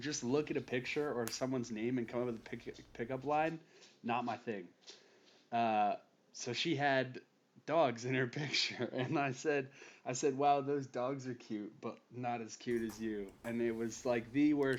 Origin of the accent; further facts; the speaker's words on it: Bucks County, Pennsylvania, United States; moved away; also born or lived in New Mexico; my real like growing up years were spent in a suburb of Philadelphia called Bucks County